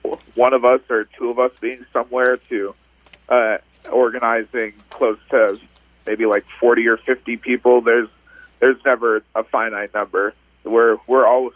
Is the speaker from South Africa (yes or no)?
no; Arizona, United States; now in Oregon, United States; I grew up in Arizona